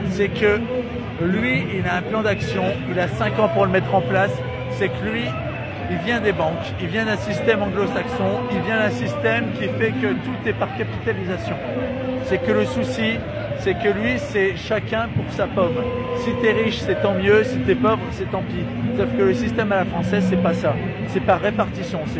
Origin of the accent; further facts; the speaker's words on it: Beaumont-sur-Oise, Île-de-France, France; Moi je viens de Beaumont-sur-Oise, je vais vous dire je viens de Beaumont-sur-Oise.